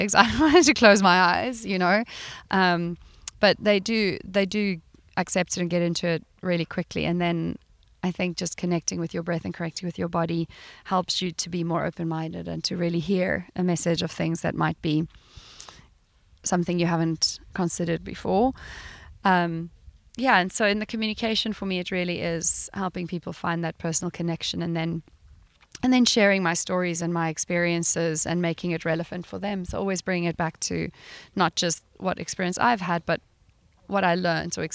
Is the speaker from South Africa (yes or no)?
yes; South Africa; moved away as an adult; also born or lived in Sweden; coming from a background of growing up in South Africa in the 80s.